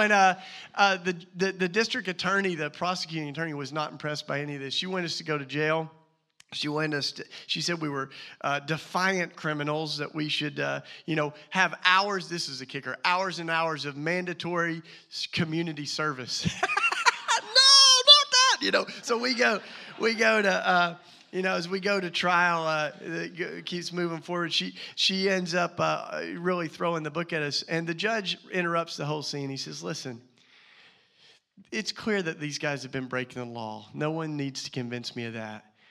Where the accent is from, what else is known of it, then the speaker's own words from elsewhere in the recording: the South, United States; accent: Southern; moved away as an adult; now in Philadelphia, United States; my Southern accent